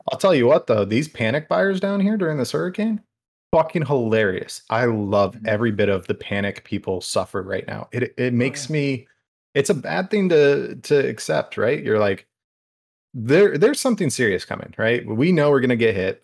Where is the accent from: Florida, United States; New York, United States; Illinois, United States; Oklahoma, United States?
Florida, United States; area near Pine Island; Pine Island does separate um, where I'm from from the Gulf